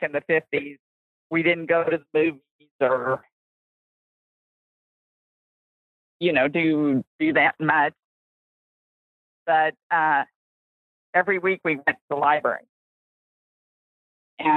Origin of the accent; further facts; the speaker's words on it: Independence, Missouri, United States; I was born and raised in Independence, Missouri.